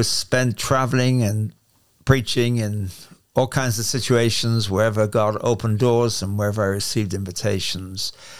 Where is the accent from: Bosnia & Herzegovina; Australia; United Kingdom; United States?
United Kingdom; England; As you'll tell from my accent, I'm English, which means it's not an accent. It's the real thing. It's called English. And I'm from England.